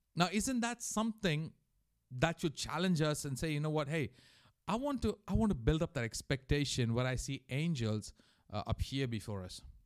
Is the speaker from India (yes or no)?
yes; India; moved away; also born or lived in Mauritius; growing up in India